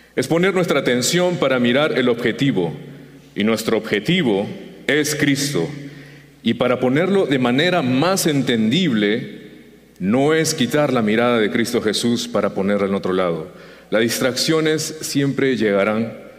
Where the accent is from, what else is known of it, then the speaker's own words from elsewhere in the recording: Peru; now in United States; Llegué a los Estados Unidos en el 2002 y sucedió la separación. Él se quedó en, en mi tierra, en Perú